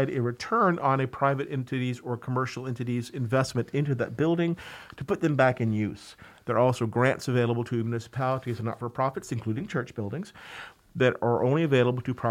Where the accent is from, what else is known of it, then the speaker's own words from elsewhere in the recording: Georgia, United States; moved away as an adult; now in New York, United States; I grew up in Georgia, actually, and got a master's in historic preservation from the University of Georgia